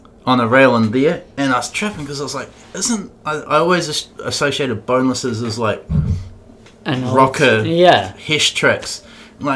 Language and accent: English; Dunedin, Otago, New Zealand; I come from Dunedin